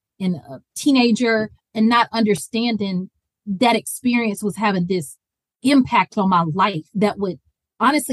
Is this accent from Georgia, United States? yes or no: yes; Atlanta, Georgia, United States; born or raised there; accent: Georgia; also born or lived in Houston, Texas / Auburn, Alabama